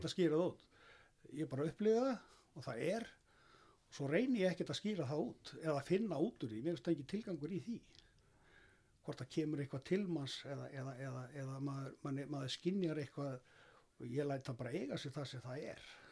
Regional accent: Iceland; ég er alin upp af öllum í Þorpunum frá þessu tíma

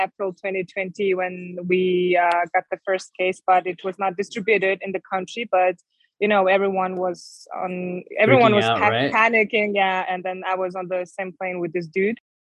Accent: Mongolia; moved away as an adult; also born or lived in Germany / Mexico; And so I'm based in Ulaanbaatar, the capital, since 2019, November. Basically, 2 months after I arrived back to my home country, the COVID started. So all the plans were ruined, and then had to stay in Mongolia.

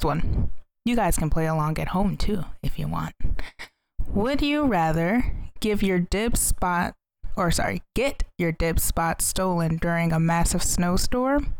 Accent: Chicago, Illinois, United States; moved away; I'm back in my home state slash town, Chicago, Illinois.

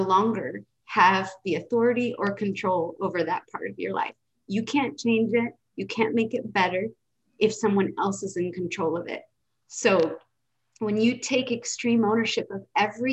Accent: United States; also born or lived in West Coast / East Coast; I was raised in America with the standard American diet

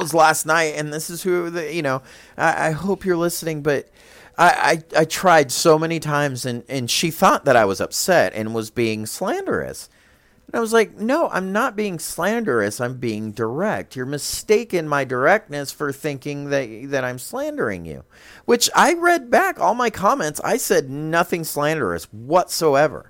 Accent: United States; as an American

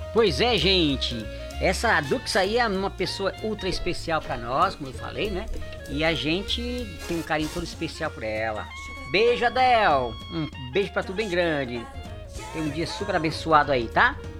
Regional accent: Juazeiro do Norte, Ceará, Brazil; Juazeiro do Norte, lá no Ceará, na minha terra

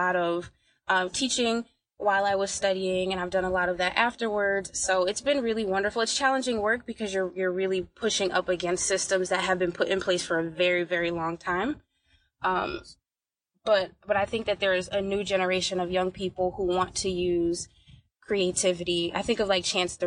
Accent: Bridgeport, Connecticut, United States; I'm from Bridgeport, Connecticut

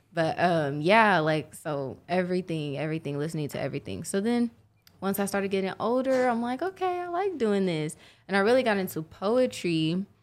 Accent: Oklahoma City, Oklahoma, United States; Born and raised, sooner born, sooner bred

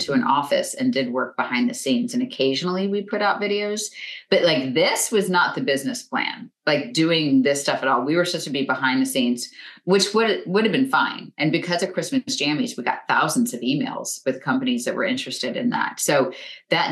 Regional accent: west coast of Florida, United States; moved away; I grew up in Florida, on the west coast of Florida

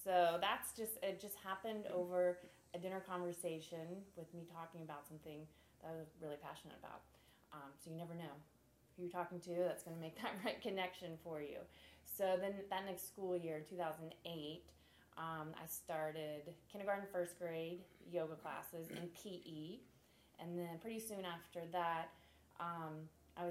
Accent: Florida, United States; also born or lived in San Diego; now in Charleston, United States; I'm from Florida

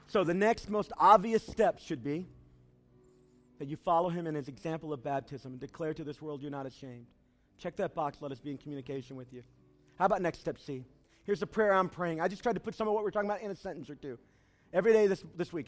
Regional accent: United States; I am American through and through

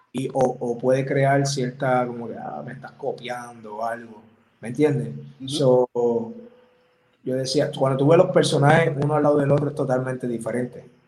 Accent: Puerto Rico; soy de Puerto Rico y yo soy bien patriota

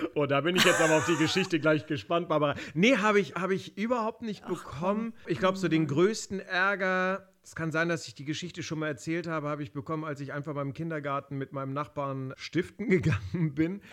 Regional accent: Berlin, Germany; Ich bin ja Kroate, aber ich bin in ja. Berlin geboren und dort auch aufgewachsen

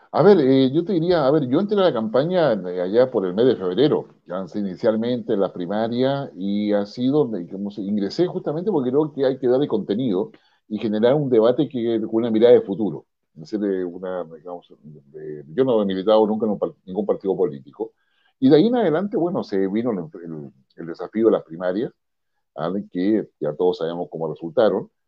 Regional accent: Chile

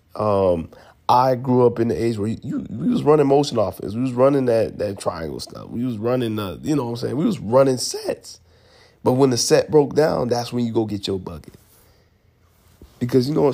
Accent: Atlanta, Georgia, United States; I'm from Atlanta, Georgia

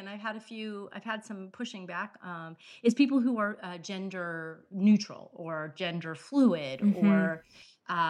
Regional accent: South Florida, United States; my family's from Southern Indiana and I was raised in South Florida

